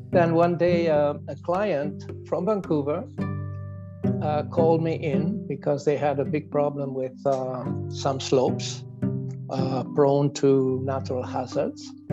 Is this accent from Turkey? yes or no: no; Italy; accent: Italian; English is a second language; also born or lived in Switzerland; now in Canada; as my accent States, I, I am of Italian origins, although I'm now a proud Canadian since many, many years